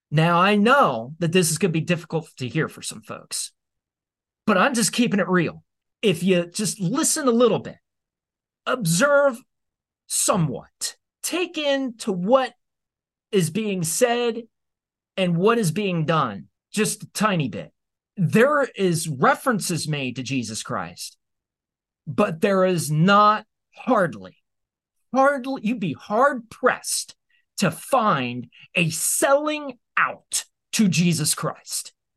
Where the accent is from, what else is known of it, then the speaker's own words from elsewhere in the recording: United States; you and I as American citizens